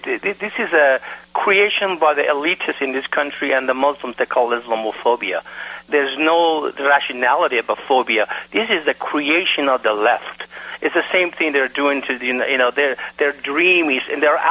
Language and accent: English; Iran; now in United States; I am from Iran. Because of the fact that in my country of Iran that I was born